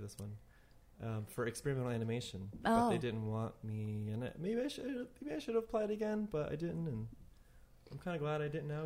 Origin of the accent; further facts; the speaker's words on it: Tallahassee, Florida, United States; also born or lived in Atlanta; now in New York, United States; I grew up in Tallahassee, which is a tiny little college town in Florida